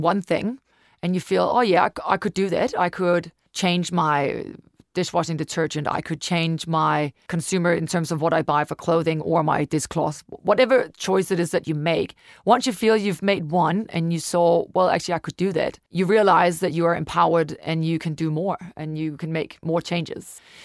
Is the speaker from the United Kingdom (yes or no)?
no; Denmark; moved away as an adult; now in New Zealand; I'm from Denmark, originally been in New Zealand for ten years now